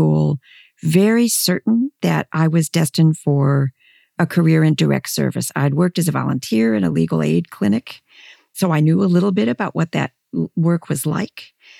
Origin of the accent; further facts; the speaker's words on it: Midwest, United States; And so I grew up in this lovely, messy, extended immigrant family. You know, it shaped who I am. And being a Midwesterner shaped who I am.